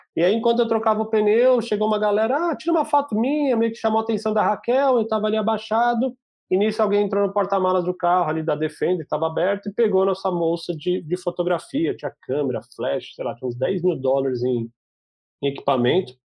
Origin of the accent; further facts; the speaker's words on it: Brazil; eu não sou americano, meu, eu sou brasileiro